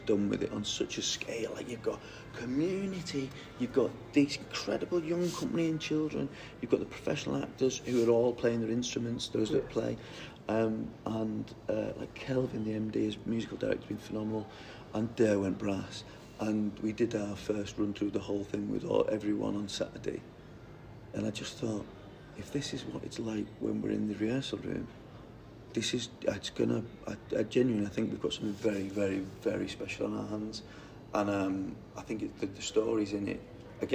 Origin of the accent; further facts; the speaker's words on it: Newton-le-Willows, North West England, United Kingdom; I come from Newtony Willows, which is where Gold Parkside Colliery, one of the most profitable and biggest collieries in the UK